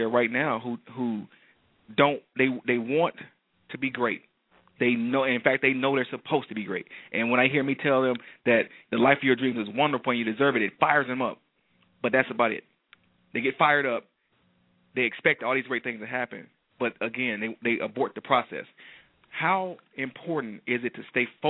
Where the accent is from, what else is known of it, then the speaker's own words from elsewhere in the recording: Detroit, Michigan, United States; I'm from Detroit.